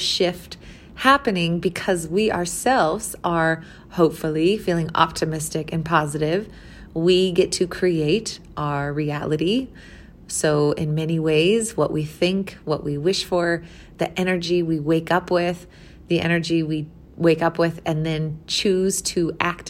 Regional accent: Missouri, United States; moved away as an adult; now in Colorado, United States; I was from Missouri

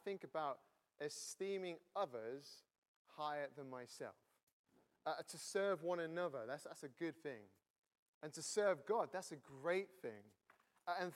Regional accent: near Manchester, North West England, United Kingdom; now in Cambridge, United Kingdom; I'm from Cambridge, not originally, originally from the north of England near Manchester. I've been in Cambridge for 9 years

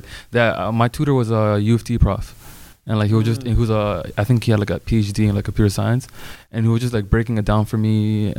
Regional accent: Toronto, Ontario, Canada; we're mostly from Regent Park here.

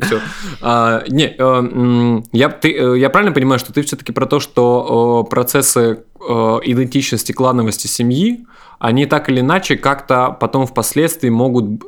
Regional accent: Ukraine

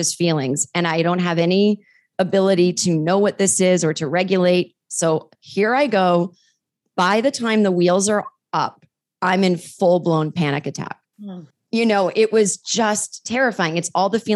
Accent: Massachusetts, United States; I grew up in Massachusetts

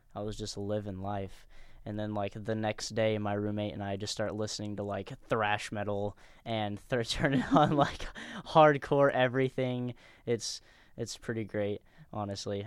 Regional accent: Danville, United States; we're all from Danville

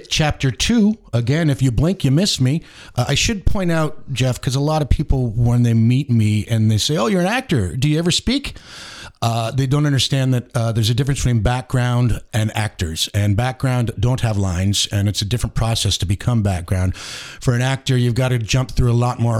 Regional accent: Mississauga, Ontario, Canada; moved away as an adult; also born or lived in Bala, Ontario; now in Huntsville, Canada; I'm actually from Mississauga

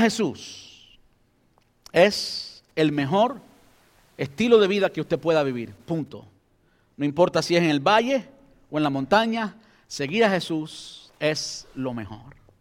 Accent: Cuba; now in United States; soy cubano

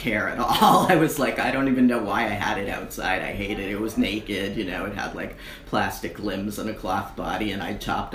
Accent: Boston, Massachusetts, United States; moved away as an adult; now in New York City, United States; I'm from Boston. Born in the Boston Lying In, where half everybody from Boston was born at that time, in 1965.

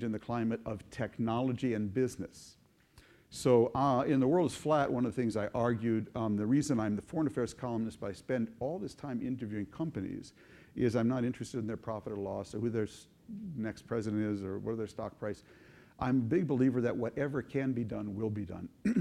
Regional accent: St. Louis Park, Minnesota, United States; growing up in St. Louis Park in the 50s and 60s

